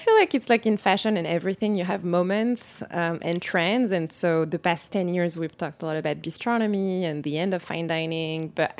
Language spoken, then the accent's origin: English; Paris, Île-de-France, France; So, yeah, so I grew up in Paris in a family that loves food, is obsessed with food.